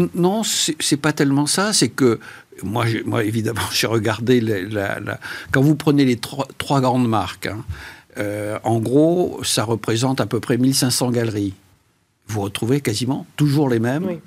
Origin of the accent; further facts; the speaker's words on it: Bordeaux, Nouvelle-Aquitaine, France; je suis bordelais